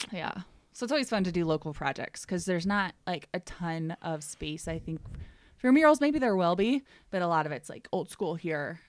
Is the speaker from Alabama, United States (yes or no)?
no; Ohio, United States; moved away as an adult; also born or lived in Aspen, Colorado; I'm from Ohio, and I went to school in Cincinnati